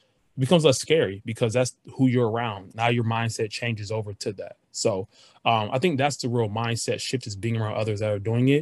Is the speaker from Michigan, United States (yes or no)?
yes; Detroit, Michigan, United States; We're from Detroit area